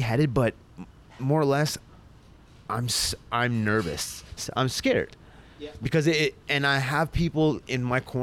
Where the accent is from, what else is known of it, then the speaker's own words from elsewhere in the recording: Sudbury, Ontario, Canada; moved away as an adult; also born or lived in Elliot Lake / Toronto; I was born and raised in Sudbury